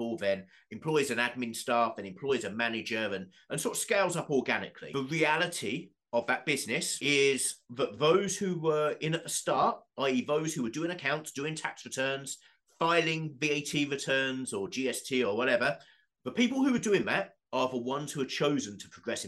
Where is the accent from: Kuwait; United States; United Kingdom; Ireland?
United Kingdom; Southend-on-Sea, East of England; Southend United, my hometown football club